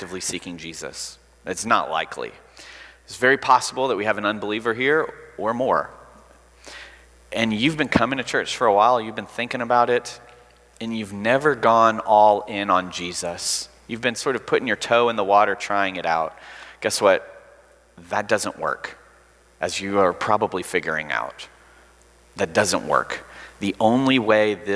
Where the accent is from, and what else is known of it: Alabama, United States